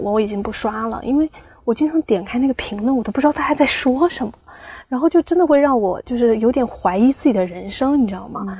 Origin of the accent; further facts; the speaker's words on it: Xiamen, Fujian, China; 我是厦门的嘛